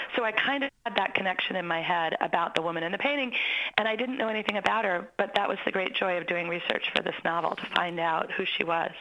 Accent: Maine, United States; I grew up in Maine

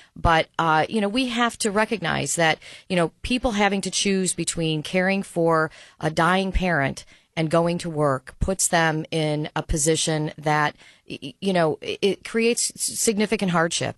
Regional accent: Albany, New York, United States; a fierce defender of my hometown and of a city that is a city of neighborhoods

